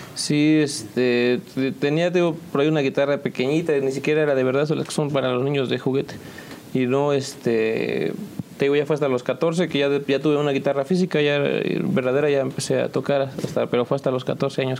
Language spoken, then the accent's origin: Spanish; San Juan del Río, Querétaro, Mexico; de aquí de San Juan del Río, originalmente, nacido, ya sabes, en el IMSS